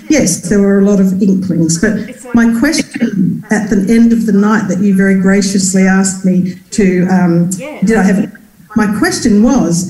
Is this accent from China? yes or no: no; Australia; moved away; I was from Australia